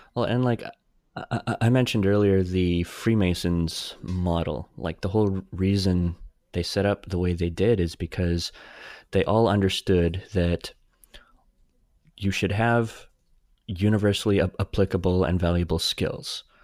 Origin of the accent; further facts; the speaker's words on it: Saskatchewan, Canada; growing up in Saskatchewan